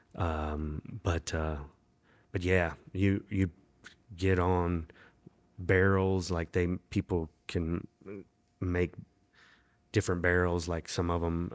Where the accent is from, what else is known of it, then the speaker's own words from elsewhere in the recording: Winston-Salem, North Carolina, United States; also born or lived in Raleigh; Not originally. I was actually born in Winston-Salem